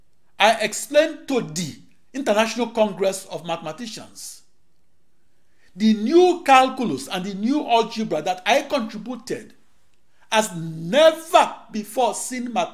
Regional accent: Akure, Ondo, Nigeria; moved away as an adult; also born or lived in Silver Spring, Maryland / Washington, D.C.; now in United States; I was born on August 23, 1954, in Akure, in the British West African colony of Nigeria.

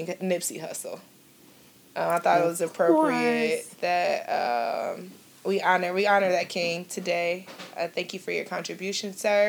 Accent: Cleveland, Ohio, United States; I was born and raised in Cleveland, Ohio, authentically Cleveland, Ohio

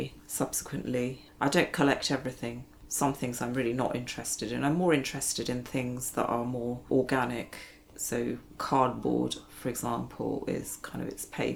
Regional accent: India; moved away; being born and brought up in India

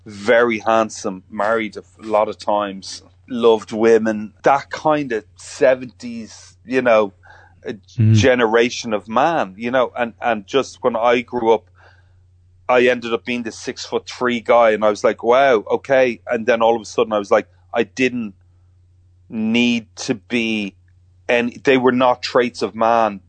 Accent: Ireland; being Irish

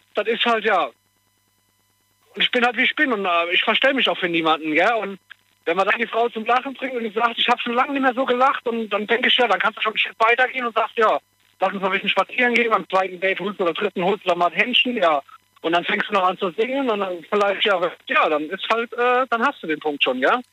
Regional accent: Koblenz, Rhineland-Palatinate, Germany; ich komme ja aus Koblenz

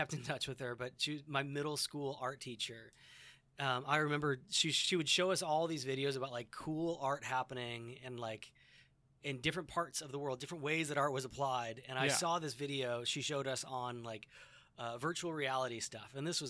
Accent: St. Charles, Illinois, United States; also born or lived in DeKalb, Illinois; I grew up in St. Charles and went to school here.

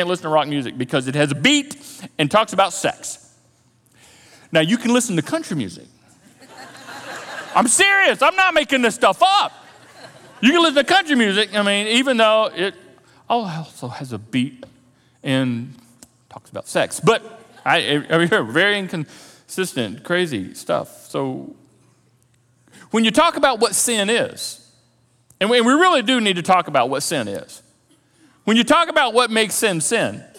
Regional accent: the South, United States; a Christian culture and religious culture growing up in the South

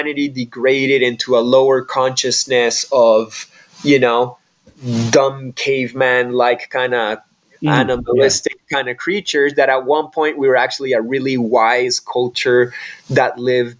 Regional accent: Peru; growing up in Peru

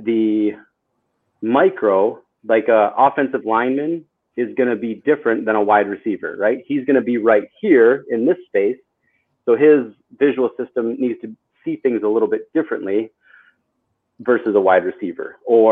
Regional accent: Janesville, Wisconsin, United States; moved away; also born or lived in Chicago, Illinois / Milwaukee, Wisconsin; born in Chicago, raised in Wisconsin, and went to school in Wisconsin, Janesville, Wisconsin, which is like the southern

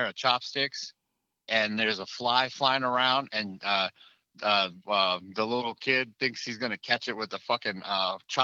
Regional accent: Okinawa, Japan; moved away; I'm from Okinawa

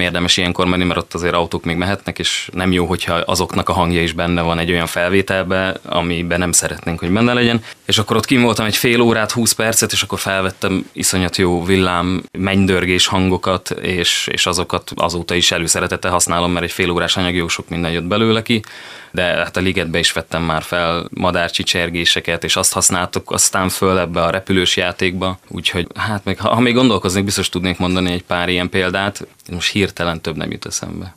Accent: Szeged, Csongrád-Csanád, Hungary; also born or lived in Pécs / Budapest; A hely, ahol fölnőttem, itt érzem magam otthon

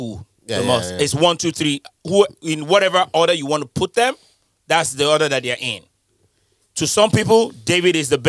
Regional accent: Nigeria; moved away; I'm Nigerian

